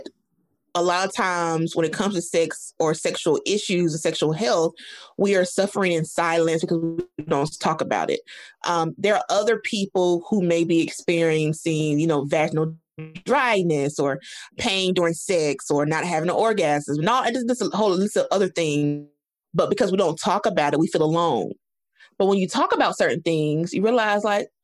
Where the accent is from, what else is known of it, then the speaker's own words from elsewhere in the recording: the South, United States; I speak for Black women in the South because I'm from the South